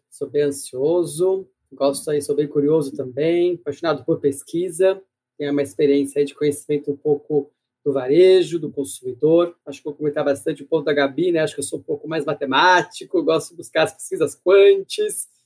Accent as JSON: {"language": "Portuguese", "region": "São Paulo", "country": "Brazil", "said": "Eu posso ser um paulista, paulistano aqui na capital, mas eu tenho, só para você ter ideia, sou filho de estrangeiros. Então, meu ah. sotaque vem de um pai, né, egípcio, Olha. Você imagina o sotaque árabe, na minha casa se fala francês e árabe, de uma mãe inglesa"}